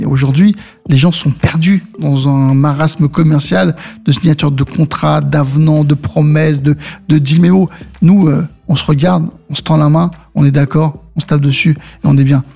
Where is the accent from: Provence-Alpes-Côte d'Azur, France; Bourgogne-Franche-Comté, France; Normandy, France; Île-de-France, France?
Île-de-France, France; Saint-Ouen; also born or lived in Mauritius; d'où je viens, c'est mon quartier de Saint-Ouen mhm. et ma terre qui est les Maurice